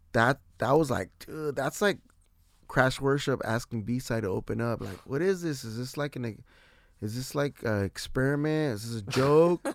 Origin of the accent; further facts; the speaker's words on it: San Diego, California, United States; I represent San Diego wherever I go, like, That's my shit. I'm from San Diego, wherever I'm